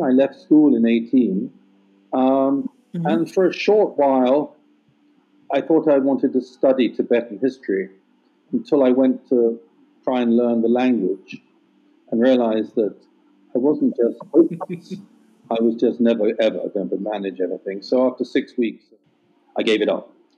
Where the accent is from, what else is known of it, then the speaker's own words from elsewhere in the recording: England, United Kingdom; moved away; growing up in England